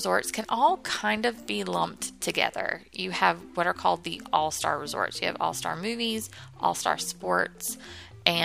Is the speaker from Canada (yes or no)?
no; the South, United States; I'm from the South.